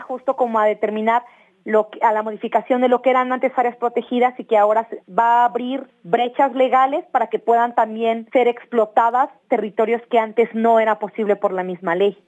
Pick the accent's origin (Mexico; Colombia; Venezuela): Mexico; Oaxaca; En la ciudad de Oaxaca es donde yo nací pero digamos, pues mi papá, mi mamá son de la comunidad zapoteca